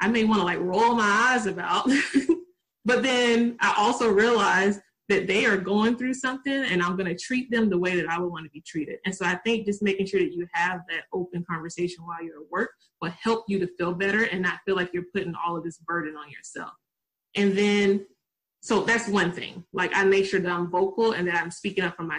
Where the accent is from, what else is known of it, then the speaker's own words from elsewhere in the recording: Tennessee, United States; accent: country; I'm from Tennessee, I'm country